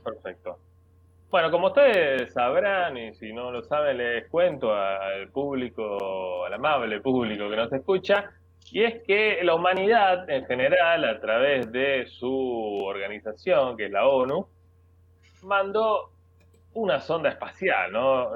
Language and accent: Spanish; Argentina; soy argentino